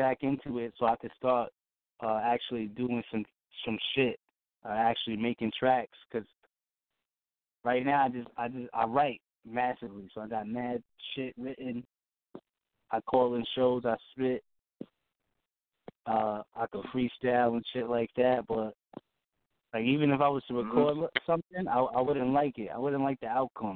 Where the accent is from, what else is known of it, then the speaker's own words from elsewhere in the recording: New York, United States; also born or lived in Massachusetts; I'm from New York. Well, you know, I'd be all over, man, you know. I was born out in Mass, raised in New York